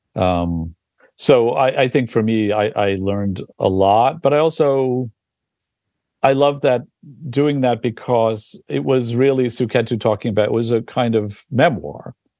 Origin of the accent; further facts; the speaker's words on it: New York, United States; as a New Yorker